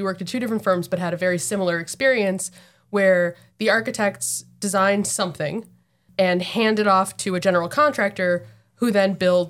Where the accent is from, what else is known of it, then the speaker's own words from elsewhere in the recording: New Jersey, United States; now in Massachusetts, United States; I'm from New Jersey.